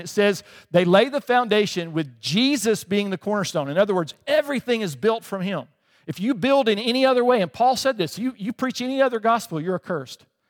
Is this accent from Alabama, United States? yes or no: yes; Alabama, United States; moved away as an adult; also born or lived in England; I grew up in Alabama